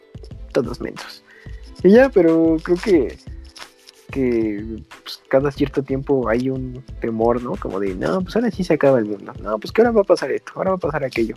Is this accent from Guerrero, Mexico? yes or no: no; Mexico City, Mexico; nosotros somos del sur de la Ciudad de México